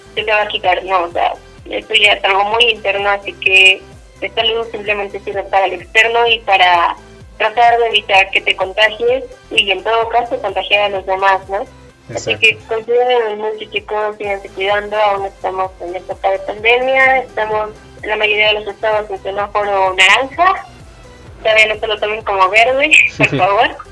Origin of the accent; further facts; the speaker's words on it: Mexico; uno como mexicano